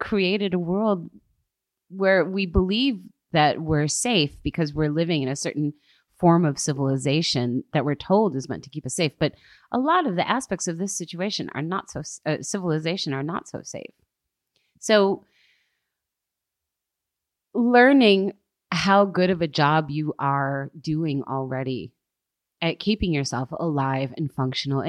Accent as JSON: {"language": "English", "country": "United States", "moved": "as an adult"}